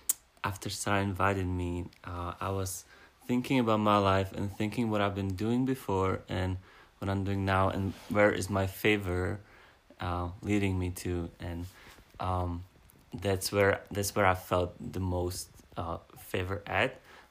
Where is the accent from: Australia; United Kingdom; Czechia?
Czechia; moved away; I'm from the Czech Republic.